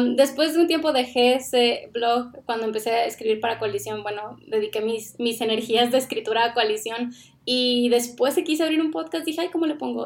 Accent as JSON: {"language": "Spanish", "region": "Sonora", "country": "Mexico", "tie": "born or raised there", "also_born_or_lived": "Ciudad Obregón, Mexico", "moved": "as an adult", "lives_now": "Guatemala", "said": "nosotros somos originarios de Sonora, México. Vivíamos en Ciudad Obregón"}